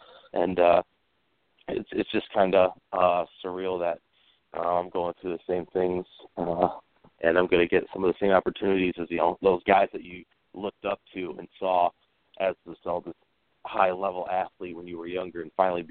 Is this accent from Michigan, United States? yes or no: yes; Michigan, United States; I was born and raised in Michigan. I'm from a small town